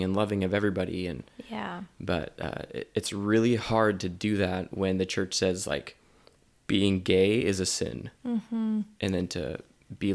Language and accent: English; Oregon, United States; moved away; also born or lived in Utah; I'm from Oregon